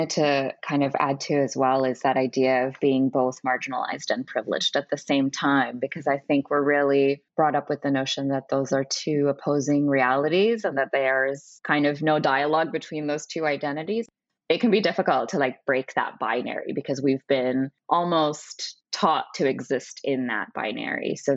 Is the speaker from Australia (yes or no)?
no; Canada; we talked a lot about our own relationship with being Canadian and some of the rosy depiction that we got from our parents in terms of being grateful.